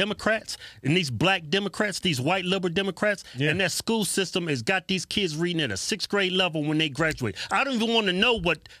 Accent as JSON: {"language": "English", "town": "Martinsville", "region": "Virginia", "country": "United States", "tie": "born or raised there", "said": "We grew up in Martinsville, Virginia. See, that's why we grew up poor for the most part."}